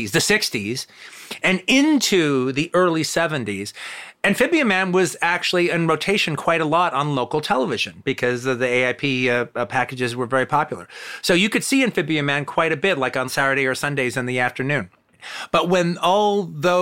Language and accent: English; United States; As an American